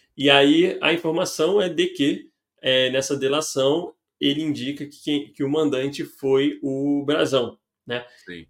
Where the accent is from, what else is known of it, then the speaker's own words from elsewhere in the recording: Rio de Janeiro, Brazil; eu e Noelle, dois cariocas